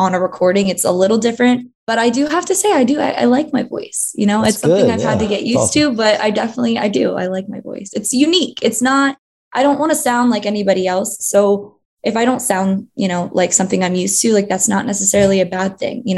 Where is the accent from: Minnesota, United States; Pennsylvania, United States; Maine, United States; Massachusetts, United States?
Pennsylvania, United States; King of Prussia; outside of Philly